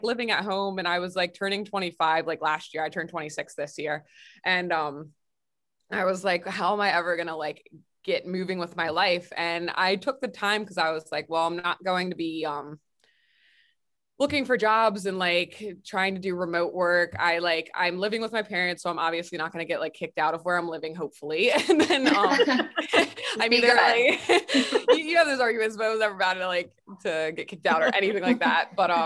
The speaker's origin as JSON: {"language": "English", "town": "Mount Airy", "region": "Maryland", "country": "United States", "tie": "born or raised there", "also_born_or_lived": "Frederick, Maryland", "said": "I was born and raised in Frederick. I was like actually like grew up in Mount Airy, but like it's pretty much Frederick"}